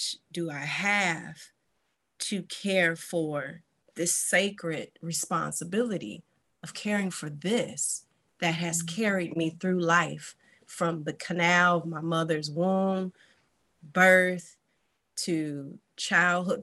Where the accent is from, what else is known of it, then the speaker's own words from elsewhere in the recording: Detroit, Michigan, United States; I'm also from Detroit, Michigan